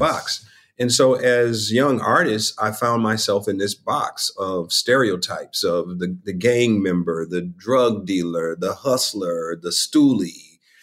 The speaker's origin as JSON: {"language": "English", "town": "Chicago", "region": "Illinois", "country": "United States", "said": "I'm from Chicago, the West Side of Chicago"}